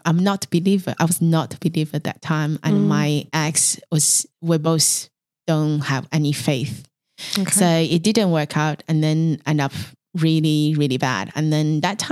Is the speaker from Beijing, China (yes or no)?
yes; Beijing, China; English is a second language; moved away as an adult; also born or lived in Mongolia; now in Melbourne, Australia; So I was born in Mongolian, and then I grew up in China, mainland Beijing.